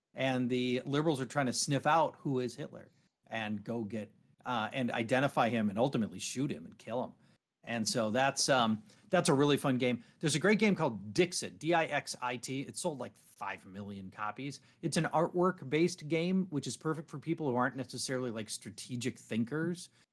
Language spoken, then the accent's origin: English; Minneapolis, Minnesota, United States; my hometown, Minneapolis